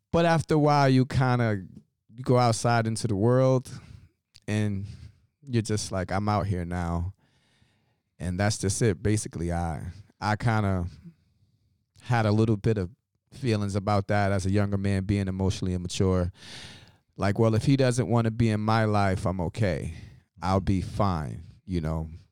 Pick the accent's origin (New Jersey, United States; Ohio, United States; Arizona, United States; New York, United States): New York, United States; New York City; I'm born and raised in Brooklyn, New York, of African American descent